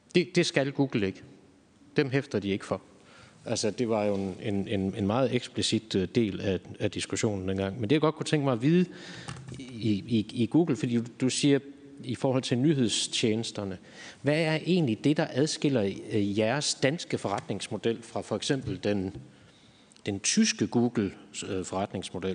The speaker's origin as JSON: {"language": "Danish", "country": "Germany", "moved": "yes", "lives_now": "Denmark", "said": "jeg er tysker, så jeg søger en del på tyske øh, sider"}